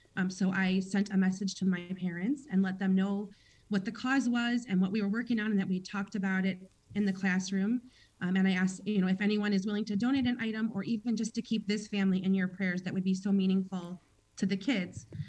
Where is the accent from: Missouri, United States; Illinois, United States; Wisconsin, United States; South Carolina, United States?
Illinois, United States; Chicago; I was born and raised in Chicago